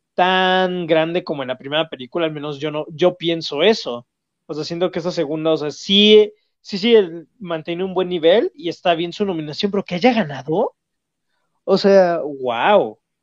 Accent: Mexico; como mexicano

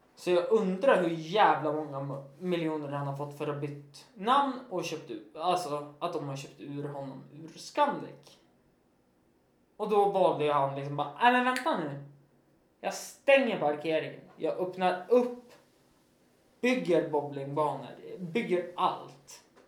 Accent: Östersund, Jämtland, Sweden; staden där jag är ifrån

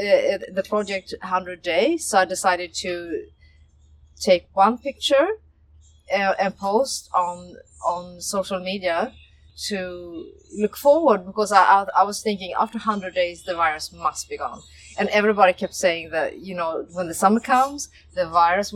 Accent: Sweden; moved away; I'm from Sweden

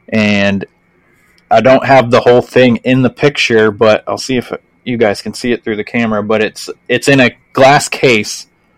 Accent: Maine, United States; I'm from Maine

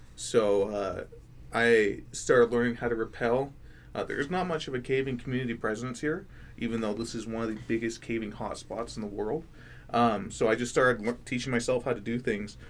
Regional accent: Florida, United States; now in Idaho, United States; I'm from Florida, so I'm used to the heat

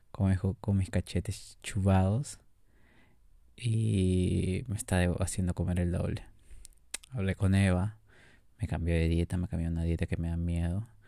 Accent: Peru; no creían que yo era de aquí, pero yo dije que sí, soy peruano

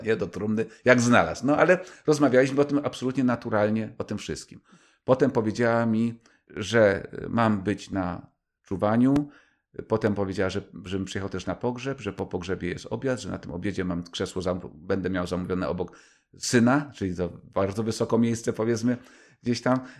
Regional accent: Kraków, Lesser Poland, Poland; moved away; also born or lived in Warsaw; Jeszcze byłem wtedy warszawiakiem, czy tam krakusem mieszkającym w Warszawie

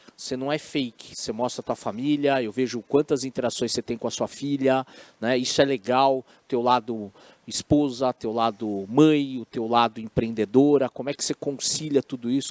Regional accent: Brazil; Eu falo como brasileiro, né? apesar da minha descendência oriental

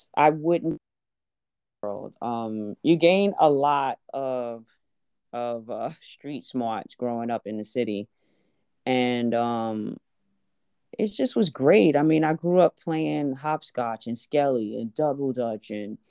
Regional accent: Brooklyn, New York, United States; I did. I grew up in Brooklyn.

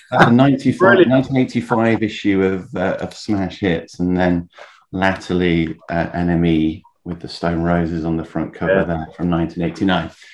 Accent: Leeds, Yorkshire and the Humber, United Kingdom; moved away as an adult; now in London, United Kingdom; I grew up in Leeds, by the way, moved down to London

